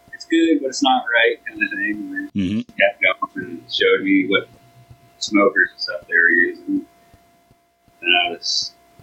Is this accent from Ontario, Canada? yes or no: no; Nova Scotia, Canada; I'm originally from here